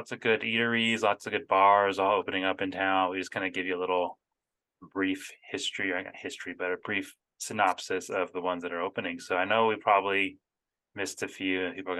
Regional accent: Phoenix, Arizona, United States; moved away; Cause we came from Arizona originally and it was, I mean, in the Phoenix area, everything's open pretty late.

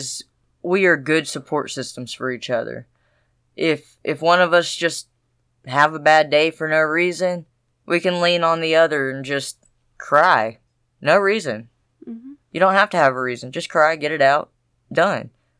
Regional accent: the South, United States; I'm from the South

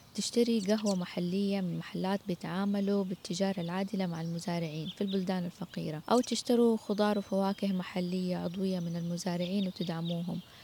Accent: Saudi Arabia; عندنا في السعودية

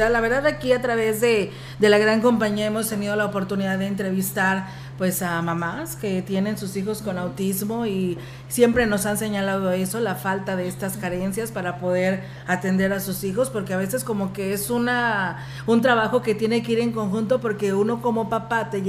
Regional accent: Pánuco, Veracruz, Mexico; De Pánuco, Veracruz. De Pánuco, Veracruz.

